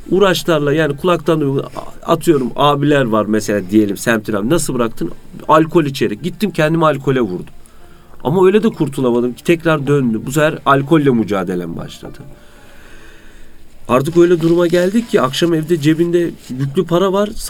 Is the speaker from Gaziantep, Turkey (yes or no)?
no; Konya, Turkey; now in Istanbul, Turkey; 37 ee, yaşındayım. Konyalıyım. İstanbul Fatih'te oturuyorum.